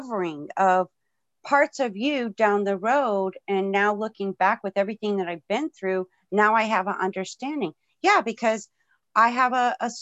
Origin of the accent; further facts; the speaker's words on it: Florida, United States; I was born and raised in Florida